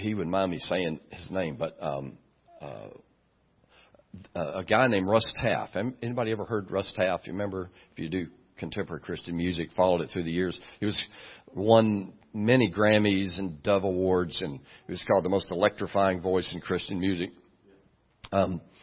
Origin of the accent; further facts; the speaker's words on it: Dallas, Texas, United States; moved away; I'm from Dallas